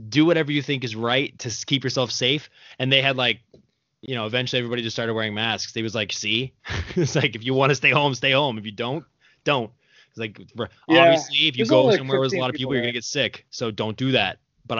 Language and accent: English; Bellflower, California, United States; born there; also born or lived in Colorado; See, I was born in Bellflower, California